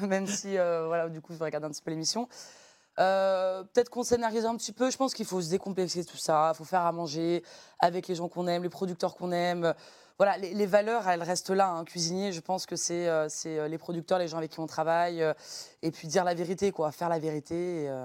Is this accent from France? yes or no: yes; Lyon, Auvergne-Rhône-Alpes, France; moved away as an adult; also born or lived in Beaujolais; now in Paris, France; je suis chef de cuisine au restaurant Au Lyonnais à Paris, mais j'ai grandi ici à Lyon, dans le bouchon lyonnais de mon père